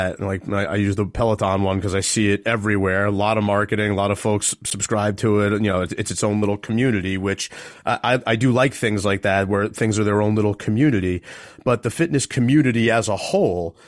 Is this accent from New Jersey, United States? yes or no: yes; Manalapan, New Jersey, United States; my home state of New Jersey and my hometown, actually, of Manalapan